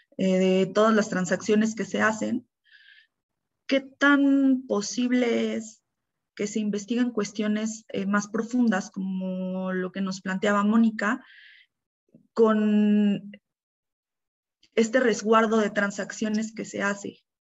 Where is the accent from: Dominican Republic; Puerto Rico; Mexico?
Mexico; como mexicanos